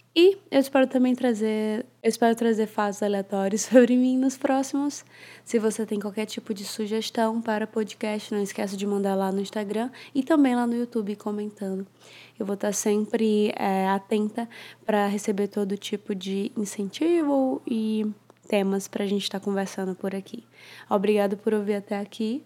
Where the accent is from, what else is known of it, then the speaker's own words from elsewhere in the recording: Fortaleza, Ceará, Brazil; also born or lived in Sydney, Australia; now in São Paulo, Brazil; Eu sou nascida e criada em, em Fortaleza, Ceará